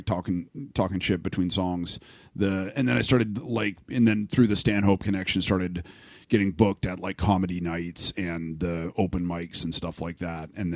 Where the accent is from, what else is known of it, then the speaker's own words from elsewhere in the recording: Canada; I'm Canadian